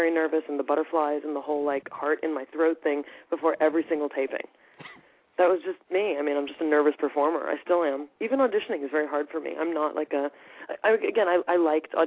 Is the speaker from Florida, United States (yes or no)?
no; Los Angeles, California, United States; also born or lived in San Diego; I was raised in Los Angeles